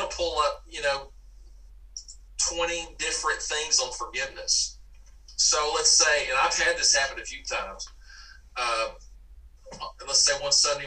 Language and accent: English; Dallas, Texas, United States; moved away as an adult; now in Mississippi, United States; I grew up in Dallas, Texas